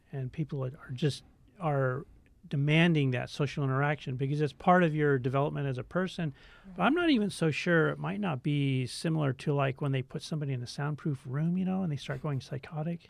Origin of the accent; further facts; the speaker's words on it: Tacoma, Washington, United States; Tacoma, Washington.